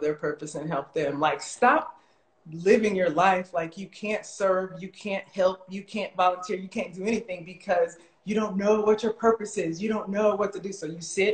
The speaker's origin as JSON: {"language": "English", "town": "Las Vegas", "region": "Nevada", "country": "United States", "tie": "born or raised there", "said": "I'm born and raised in Las Vegas."}